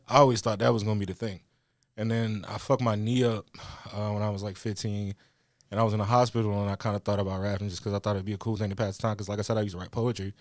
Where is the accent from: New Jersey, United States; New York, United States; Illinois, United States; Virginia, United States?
Virginia, United States; Louisa; moved away as an adult; now in Richmond, United States; I grew up in the country, a place called Louisa, like, not far from here.